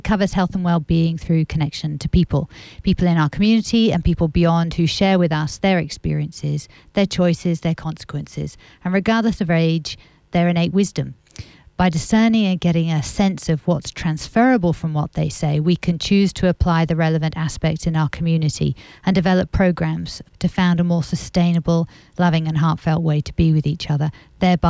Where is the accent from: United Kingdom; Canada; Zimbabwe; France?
France; moved away; I grew up in France